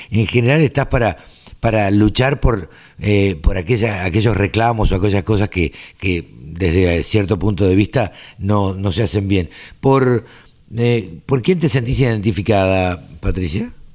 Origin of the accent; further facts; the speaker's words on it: Maipú, Buenos Aires Province, Argentina; yo soy oriundo de Maipú este, y el campo de la familia tampoco puede parar